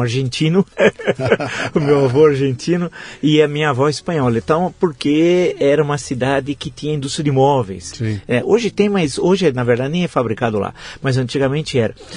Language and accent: Portuguese; Santo André, São Paulo, Brazil; also born or lived in São José do Rio Preto, Brazil; eu crescia, eu já tinha nove anos, cresci lá em Santo André